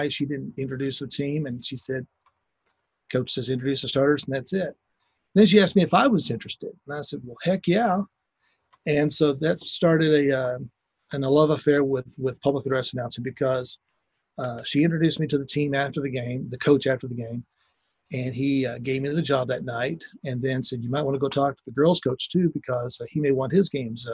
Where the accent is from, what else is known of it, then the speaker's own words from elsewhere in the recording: Fort Worth, Texas, United States; I was growing up in Fort Worth